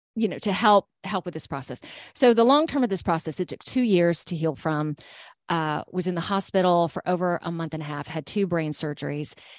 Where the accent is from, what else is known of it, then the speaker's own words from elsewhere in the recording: Georgia, United States; moved away as an adult; now in Alabama, United States; I'm from Georgia.